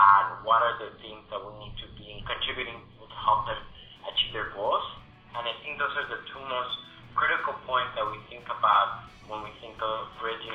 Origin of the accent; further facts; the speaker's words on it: Texas, United States; I grew up in Texas